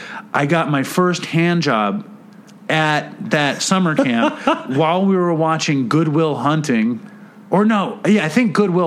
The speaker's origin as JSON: {"language": "English", "town": "New York City", "region": "New York", "country": "United States", "tie": "born or raised there", "said": "in our life here in Manhattan"}